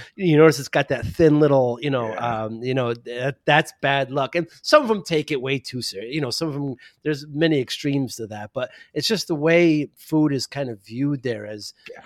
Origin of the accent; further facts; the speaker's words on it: New Haven, Connecticut, United States; I'm from New Haven